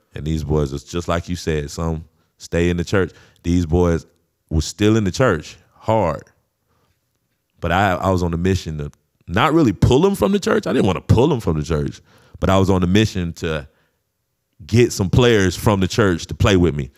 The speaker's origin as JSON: {"language": "English", "town": "St. Augustine", "region": "Florida", "country": "United States", "tie": "born or raised there", "said": "I wasn't in Saint Augustine, but that's my hometown"}